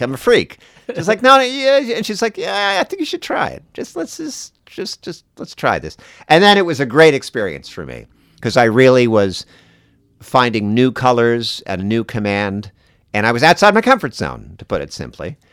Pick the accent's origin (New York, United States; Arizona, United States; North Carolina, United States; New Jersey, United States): New Jersey, United States; I grew up in New Jersey